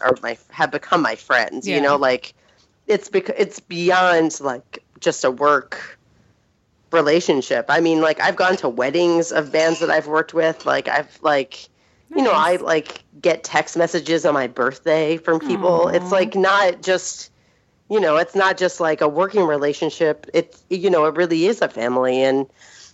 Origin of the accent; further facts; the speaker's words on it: Philadelphia, Pennsylvania, United States; moved away as an adult; also born or lived in New York; now in Seattle, United States; I grew up in Philadelphia